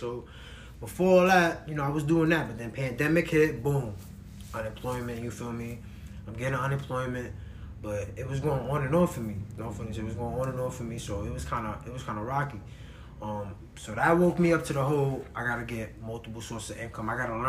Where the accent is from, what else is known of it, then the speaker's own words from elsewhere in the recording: New York City, New York, United States; I'm from the Bronx